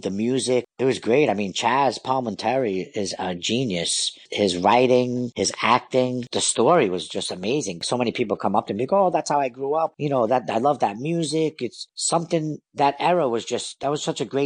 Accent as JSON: {"language": "English", "town": "New York City", "region": "New York", "country": "United States", "tie": "born or raised there", "said": "I was from Bensonhurst, because that's where I grew up"}